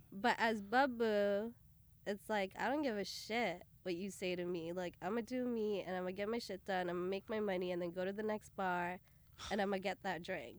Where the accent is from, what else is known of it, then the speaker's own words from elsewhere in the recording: Brampton, Ontario, Canada; also born or lived in Bathinda, Punjab, India / Toronto area; I was, uh, born in Punjab, Batinda, and we all moved over to Canada when I was about six, and then from there I was raised in Canada, uh, specifically, uh, just outside of Toronto